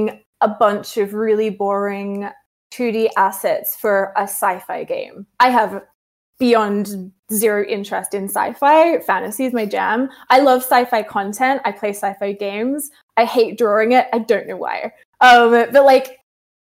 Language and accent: English; Australia; I'm Australian